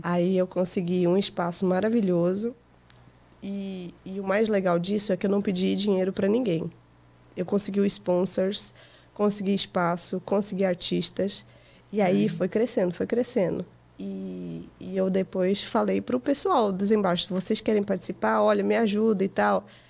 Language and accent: Portuguese; Portugal; also born or lived in Goiânia, Brazil; now in United States; Eu nasci no Brasil, é. em Goiânia, mas com três meses eu fui para Portugal